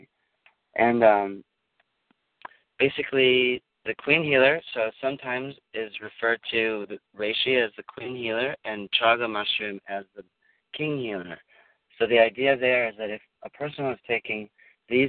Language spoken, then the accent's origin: English; Minnesota, United States; moved away; I'm from Minnesota